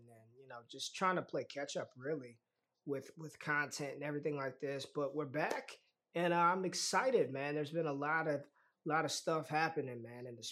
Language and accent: English; Las Vegas, Nevada, United States; I'm from Vegas, so it runs in my veins already